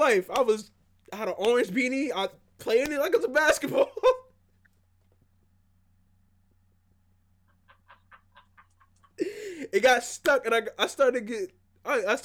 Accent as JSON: {"language": "English", "region": "South Carolina", "country": "United States", "tie": "born or raised there", "said": "Growing up in South Carolina"}